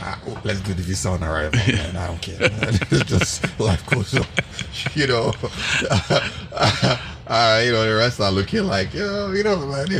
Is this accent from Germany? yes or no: no; Lagos, Nigeria; moved away; also born or lived in Enugu / Surulere; I'm from Enugu. I was born and brought up in Lagos. So I look at myself as a Lagos person.